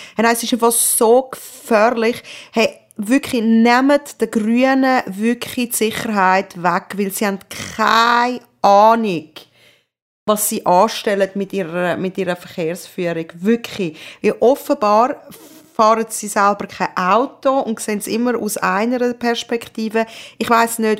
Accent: Zurich, Switzerland; moved away; ich bin verdammt nochmal da aufgewachsen

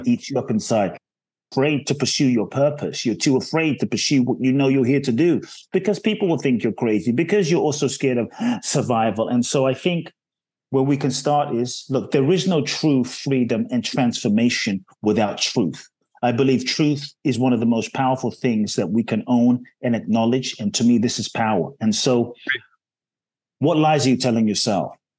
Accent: London, United Kingdom; also born or lived in Ghana; now in Los Angeles, United States; I was born in Ghana, West Africa. My father's from Ghana, my mother's Japanese. I grew up in London, um, live in Los Angeles

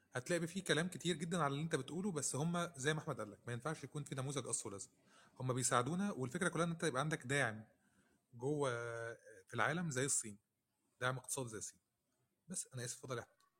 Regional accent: Egypt; عندنا في مصر

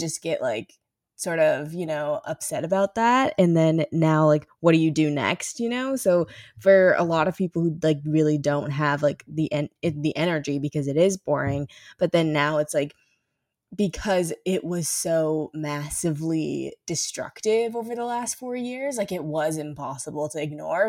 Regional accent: St. Louis, Missouri, United States; I am from Saint Louis

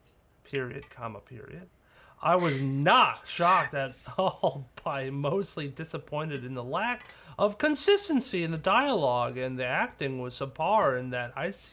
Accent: Canada; Yep, I'm Canadian.

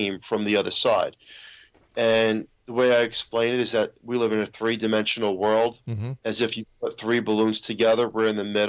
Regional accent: New York City, New York, United States; I'm from Staten Island, New York

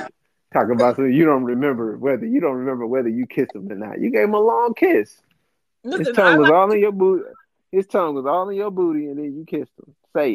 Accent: Detroit, Michigan, United States; I was raised in Detroit hospitality.

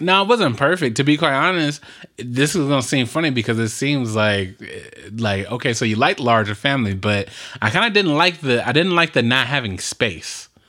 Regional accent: Compton, California, United States; when we grew up in Compton

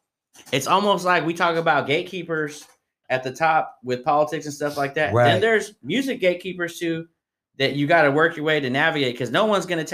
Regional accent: Tracy, California, United States; now in Stockton, United States; I'm from Tracy, so I'm like Tracy people. I'm in Stockton.

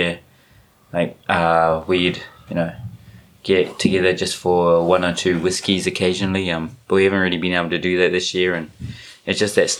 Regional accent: Rotorua, Bay of Plenty, New Zealand; now in Japan; Born and raised in Rotorua, went to Auckland University. Then graduated, came to Japan and started translating at Coca-Cola Red Sparks.

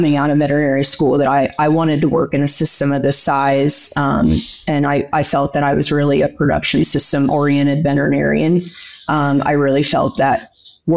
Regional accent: Pennsylvania, United States; moved away as an adult; also born or lived in Diamond, Oklahoma; now in Oklahoma, United States; I was born and raised in Pennsylvania, equidistant to State College in Harrisburg

